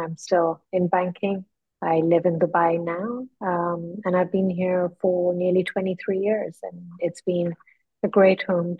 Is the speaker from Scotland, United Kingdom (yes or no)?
no; London, United Kingdom; born there; I was born in London, and I'm of Parsi origin. So for Parsis, for those that are not familiar, we're Zoroastrian by faith, and we come from Persia.